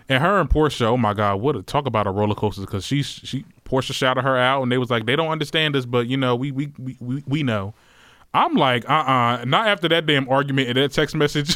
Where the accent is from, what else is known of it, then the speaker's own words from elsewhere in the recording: Trenton, New Jersey, United States; I'm from Trenton, New Jersey.